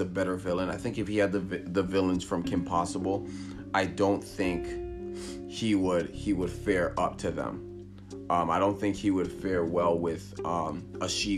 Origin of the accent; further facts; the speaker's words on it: Canada; I'm Canadian